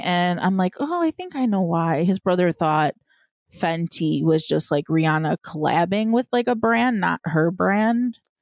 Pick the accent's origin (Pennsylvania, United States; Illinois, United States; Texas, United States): Illinois, United States; Chicago; I'm from Chicago